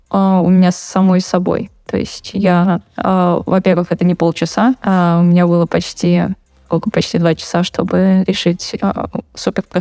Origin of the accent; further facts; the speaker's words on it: Saint Petersburg, Russia; Я из Питера.